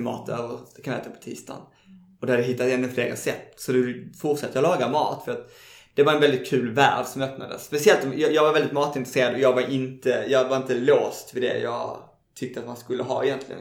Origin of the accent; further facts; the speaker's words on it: Malmö, Skåne, Sweden; moved away as an adult; now in Stockholm, Sweden; jag är från Malmö. uh, precis, ute i en förort som heter Kirseberg